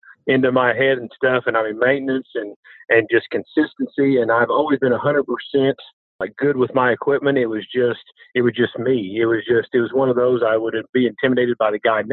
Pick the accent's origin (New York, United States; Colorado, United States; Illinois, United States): Illinois, United States; Marion; now in El Dorado, United States; I am originally from Marion, Illinois, but I live with my wife and my two twin boys in El Dorado, Illinois now